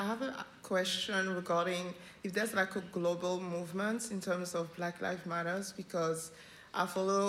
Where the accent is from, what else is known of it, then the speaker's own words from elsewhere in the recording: France; moved away; I'm originally from France